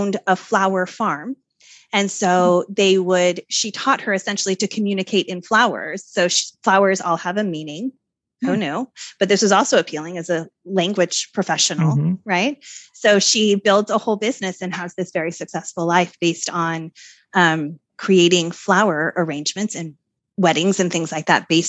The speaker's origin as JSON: {"language": "English", "town": "Salt Lake City", "region": "Utah", "country": "United States", "tie": "born or raised there", "moved": "yes", "said": "Oh, I grew up there. I grew up in Salt Lake."}